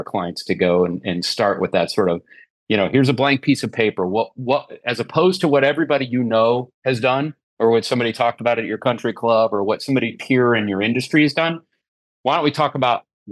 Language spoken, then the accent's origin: English; Nebraska, United States; moved away as an adult; also born or lived in Sioux Falls, South Dakota; I was born in Sioux Falls, South Dakota, grew up in a small town in Nebraska, moved my way across the country